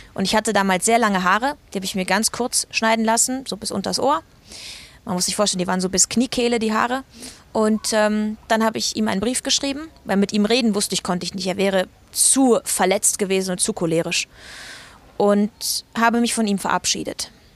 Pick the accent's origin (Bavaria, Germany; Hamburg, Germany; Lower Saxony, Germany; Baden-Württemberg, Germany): Bavaria, Germany; Eying; also born or lived in Munich; Ich bin ja in Eying groß geworden, in München in die Schule gegangen